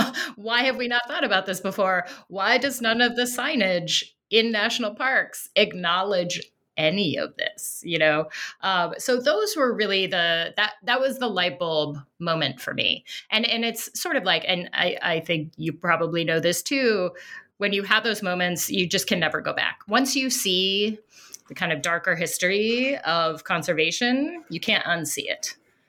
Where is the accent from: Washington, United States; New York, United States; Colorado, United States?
Colorado, United States; Denver; You know, I grew up in Colorado in the suburbs of Denver, so out on the plains.